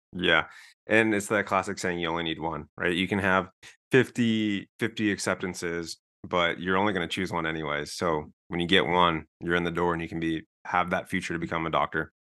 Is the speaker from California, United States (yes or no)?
yes; Southern California, United States; moved away as an adult; also born or lived in Denver; I'm from Southern California